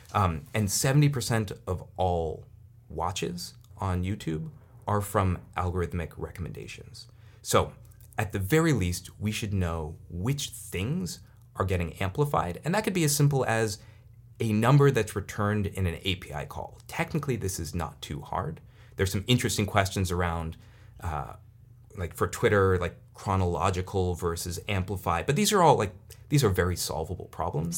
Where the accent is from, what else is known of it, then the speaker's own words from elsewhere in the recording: Silicon Valley, California, United States; I'm, I'm from Silicon Valley.